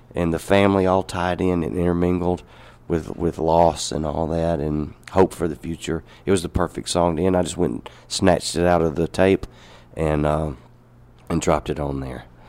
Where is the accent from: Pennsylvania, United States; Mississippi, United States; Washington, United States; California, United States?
Mississippi, United States; Alcorn County; I grew up up there in Alcorn County with a father that was a banjo picker